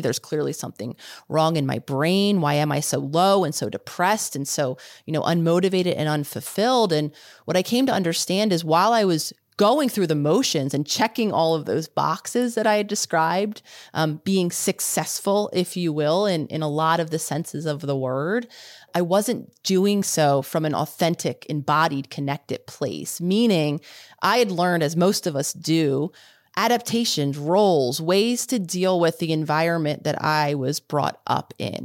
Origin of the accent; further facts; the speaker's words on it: Philadelphia, Pennsylvania, United States; I was living in the city that I decided to live in, which was Philadelphia, my hometown.